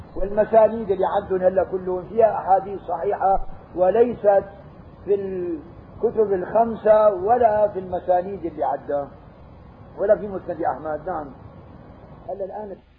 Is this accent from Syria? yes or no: yes; Syria; عندنا بالشام